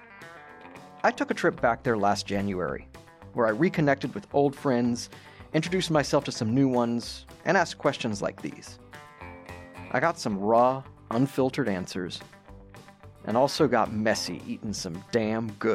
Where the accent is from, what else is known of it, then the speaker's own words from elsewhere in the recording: Austin, Texas, United States; if you're from here, as I am